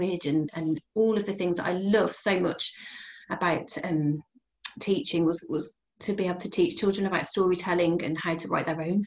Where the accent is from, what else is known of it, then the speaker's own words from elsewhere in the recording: Bridgnorth, West Midlands, United Kingdom; also born or lived in Telford; I grew up in Bridge North in Shropshire, and I moved to Telford in my teens